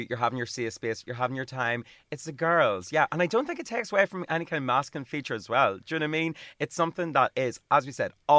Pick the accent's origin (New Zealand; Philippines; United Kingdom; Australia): United Kingdom; Armagh, Northern Ireland; I'm a Gemini, and I'm from Armagh.